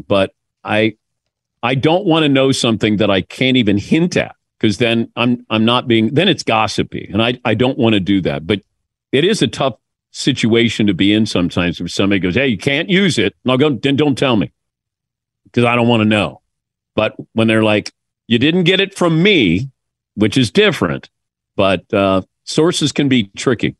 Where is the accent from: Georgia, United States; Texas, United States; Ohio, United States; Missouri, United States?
Ohio, United States; Mason; moved away; this kid who's from Mason, Ohio